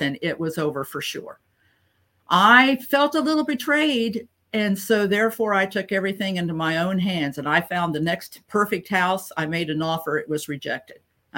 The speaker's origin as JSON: {"language": "English", "region": "Ohio", "country": "United States", "tie": "born or raised there", "also_born_or_lived": "North Carolina", "moved": "as an adult", "said": "make a move back to my home state where my family and circle of friends are"}